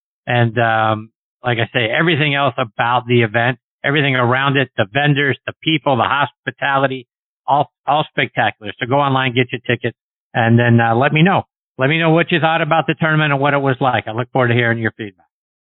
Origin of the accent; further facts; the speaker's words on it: Pittsburgh, Pennsylvania, United States; I'm from Pittsburgh.